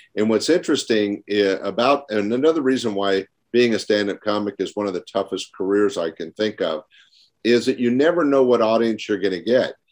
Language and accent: English; Sacramento, California, United States; 3,000 miles away from my hometown